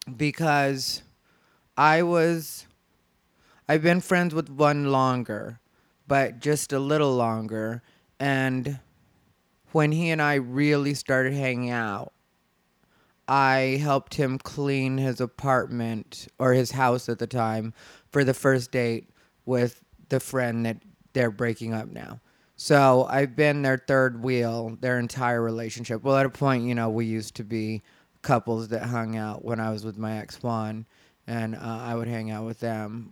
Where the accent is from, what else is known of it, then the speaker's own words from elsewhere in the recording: Arizona, United States; moved away; I'm from Arizona. If you don't know, that's my home state